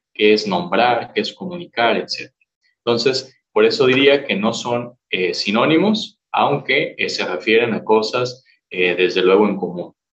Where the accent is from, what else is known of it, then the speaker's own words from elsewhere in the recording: Morelia, Michoacán, Mexico; Soy originario aquí de Michoacán, de Morelia